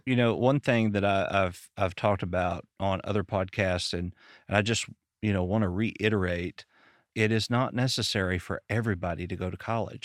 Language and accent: English; Arkansas, United States; I'm from Arkansas